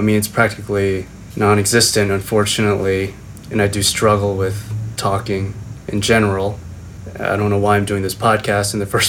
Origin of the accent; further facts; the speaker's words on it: Taiwan; born there; I was born in Taiwan, 1979. My dad worked at a industrial plastics company, and he was sort of the star in his family